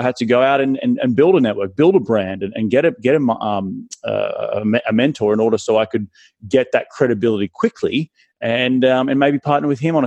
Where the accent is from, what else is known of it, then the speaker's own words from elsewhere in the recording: Australia; accent: Australian; now in Los Angeles, United States; my Australian accent, you know, who's this Aussie guy calling from